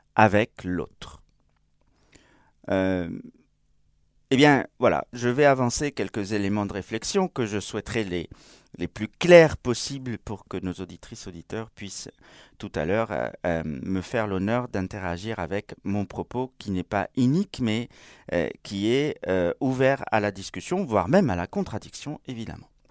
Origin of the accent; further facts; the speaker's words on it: Spain; moved away; comme on dit chez moi en Espagne. Oui, j'ai pas dit je suis espagnol